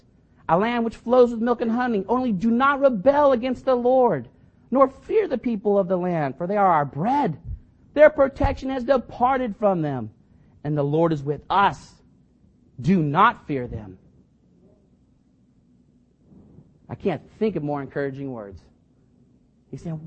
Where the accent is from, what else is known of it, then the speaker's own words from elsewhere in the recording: Fremont, California, United States; now in Union City, United States; I grew up in Fremont, but I got saved and moved soon